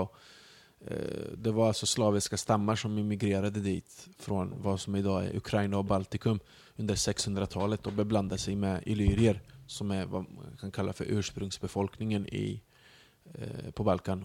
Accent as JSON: {"language": "Swedish", "country": "Sweden", "tie": "born or raised there", "also_born_or_lived": "Mostar, Bosnia and Herzegovina", "said": "jag kommer därifrån, jag är uppvuxen i Sverige"}